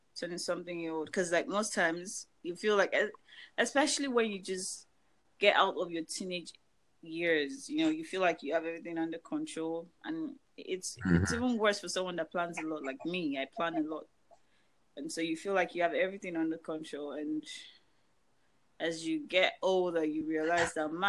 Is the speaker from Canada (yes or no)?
no; Nigeria; now in United States; I'm Nigerian